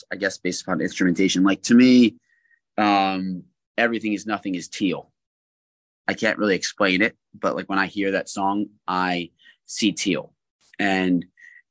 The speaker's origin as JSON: {"language": "English", "country": "United States", "tie": "born or raised there", "also_born_or_lived": "New Jersey / Philadelphia, Pennsylvania", "moved": "as an adult", "lives_now": "Los Angeles, United States", "said": "in Philadelphia in my hometown"}